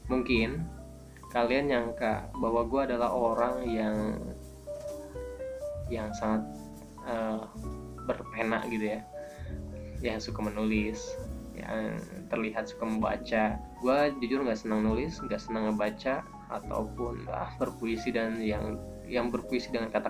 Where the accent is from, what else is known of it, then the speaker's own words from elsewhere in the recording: Bandung, West Java, Indonesia; uniknya gue ini orang Bandung tapi gue nggak tahu Bandung jadi kalau lo nanyain tentang Bandung jangan ke gue karena jelas gue akan bilang nggak tahu